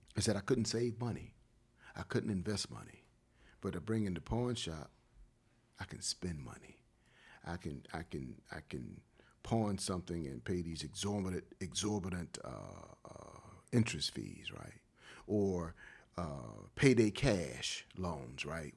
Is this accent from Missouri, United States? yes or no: no; Wilmington, North Carolina, United States; moved away as an adult; also born or lived in Los Angeles / Durham / Columbus, Ohio; Wilmington, that's my hometown.